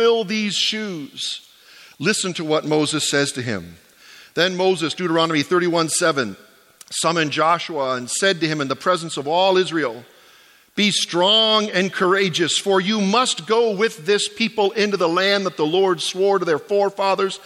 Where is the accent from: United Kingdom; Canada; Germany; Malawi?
Canada; Ontario; moved away as an adult; now in Atlantic Canada, Canada; I was born in Ontario, I was educated in Ontario at Tyndale, I've served my whole life in Ontario